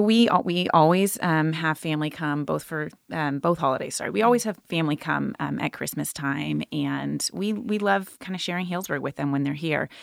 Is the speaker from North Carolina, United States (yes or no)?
no; Santa Rosa, California, United States; moved away as an adult; also born or lived in Healdsburg; I grew up in Santa Rosa